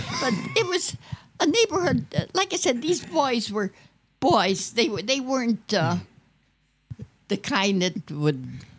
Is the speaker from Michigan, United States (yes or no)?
yes; Detroit, Michigan, United States; also born or lived in Schenectady, New York; I was born in New York, in Schenectady, New York, but I came here when I was about 9 months old, and I was raised in Detroit near the Plymouth factory there, and I lived there till I got married.